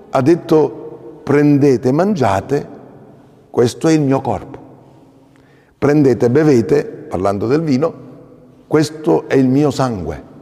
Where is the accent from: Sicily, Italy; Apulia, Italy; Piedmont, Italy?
Sicily, Italy; Acireale; io vengo da Acireale, Acicastello, Acitrezza, nel catanese, sotto Letna, no?